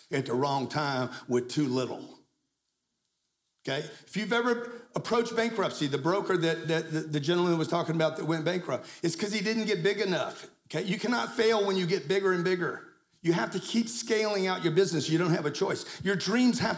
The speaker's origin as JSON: {"language": "English", "town": "Lake Charles", "region": "Louisiana", "country": "United States", "tie": "born or raised there", "said": "I grew up in Lake Charles, Louisiana"}